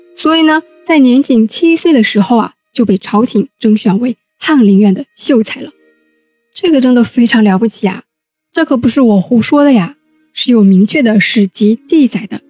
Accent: Wenzhou, Zhejiang, China; 真的很为我们温州人长脸呢

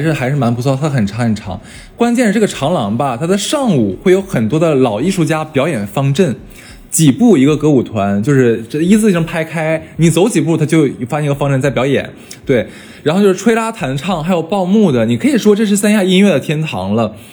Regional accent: China; 我们中国人讲究的，倒茶只倒七分满

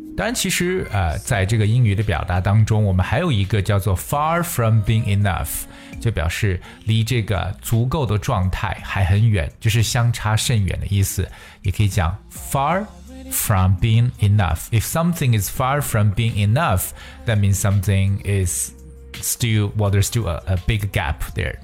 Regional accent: China; 我们中国人

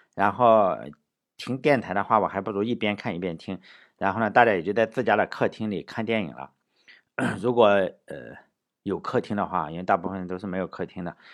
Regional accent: Shandong, China; moved away; 我小时候在山东的话

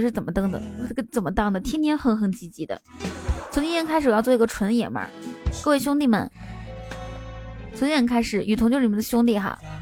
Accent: Inner Mongolia, China; 我是内蒙古的

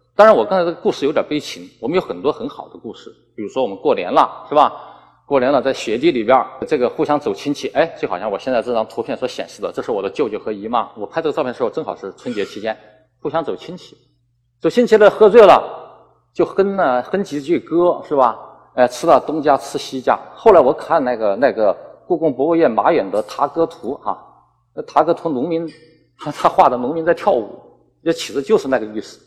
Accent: Hubei, China; accent: Hubei dialect; first language Hubei dialect; moved away as an adult; now in Guangdong, China; 我们以前小的时候说的，我是说湖北话的，那都是《水浒传》上面的话

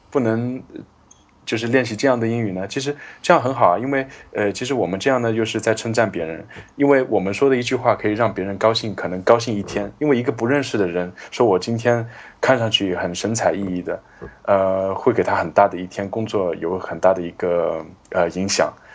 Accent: China; 比如说我们中国人很喜欢问年龄啊

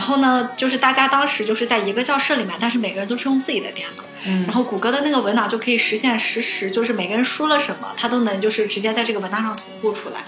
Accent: China; 我就是国，中国的留学生嗯。然后我已经在国内学过相关的法律知识了

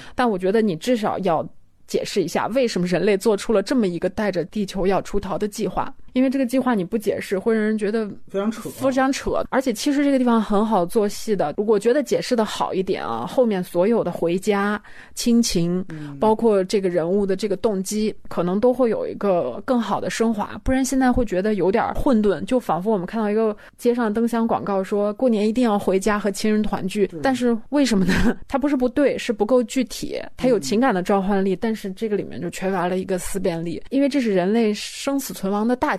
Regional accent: China; 因为我也是中国人

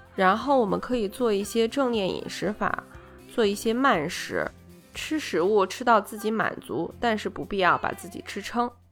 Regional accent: China; 我们中国人

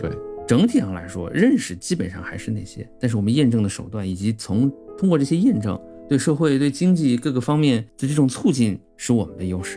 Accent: Qinghai, China; 我是青海人

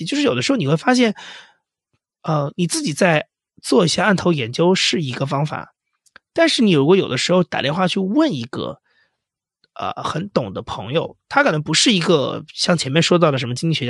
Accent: Huainan, Anhui, China; moved away; also born or lived in Shanghai; 因为我老家就是产豆腐的，安徽淮南，号称豆腐之乡，

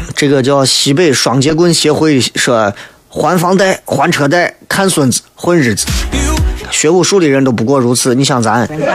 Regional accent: Shaanxi, China; 作为一个陕西人

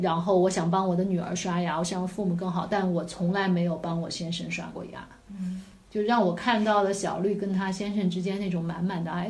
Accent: China; 我们中国人

